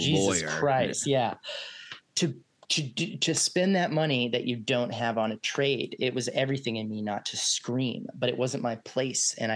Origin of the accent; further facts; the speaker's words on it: Texas, United States; now in Los Angeles, United States; We're from Texas